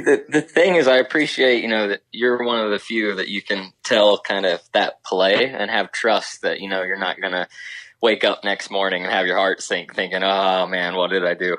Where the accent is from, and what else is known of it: Ohio, United States; born or raised there